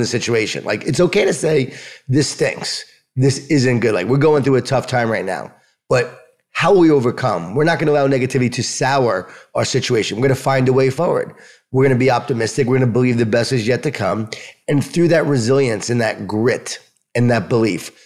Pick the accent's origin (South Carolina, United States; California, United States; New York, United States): New York, United States; Long Island; I'm from Long Island, from New York. I was an athlete